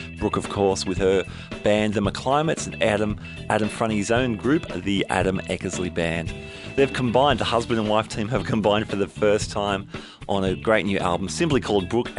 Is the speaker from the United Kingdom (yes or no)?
no; Sydney, New South Wales, Australia; from my hometown of Sydney.